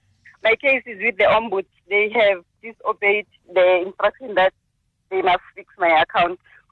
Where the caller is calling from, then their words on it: KwaZulu-Natal, South Africa; I'm calling from Midlands.